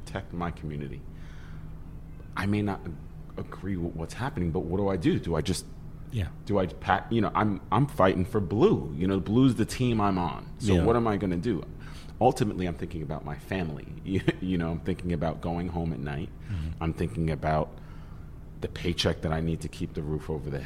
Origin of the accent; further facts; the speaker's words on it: New York City, New York, United States; I grew up in Staten Island